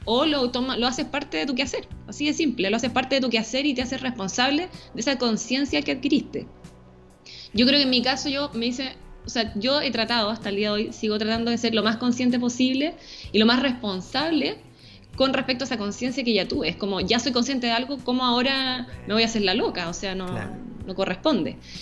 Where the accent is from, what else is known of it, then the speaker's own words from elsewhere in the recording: Santiago, Santiago Metropolitan Region, Chile; soy santiaguina, nacida en Santiago, y vivo en Santiago